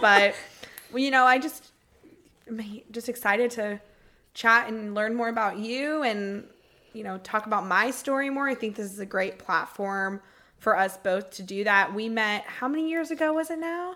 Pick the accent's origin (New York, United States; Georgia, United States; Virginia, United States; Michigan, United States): Georgia, United States; Marietta; moved away as an adult; now in Tampa, United States; I was born and raised in Marietta, Georgia